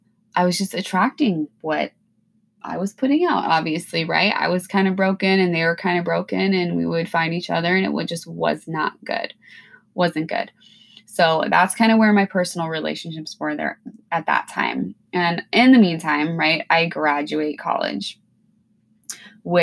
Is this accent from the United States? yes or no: yes; Pacific Northwest, United States; You know, I'm from the Pacific Northwest. It's mild here. Yeah, it rains, but like it's mild weather. We don't get a ton of snow.